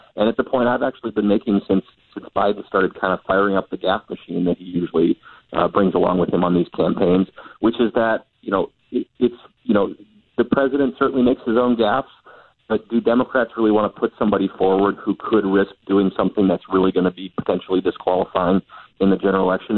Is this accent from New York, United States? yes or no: no; Minnesota, United States; as a Minnesotan